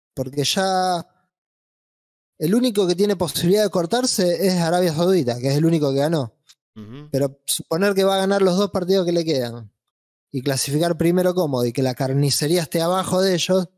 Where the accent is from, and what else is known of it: Argentina